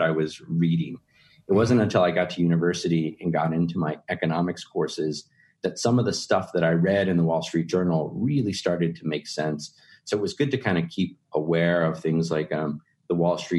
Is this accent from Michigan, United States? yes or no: no; Texas, United States; Texans tend to be really proud of being from Texas, as am I.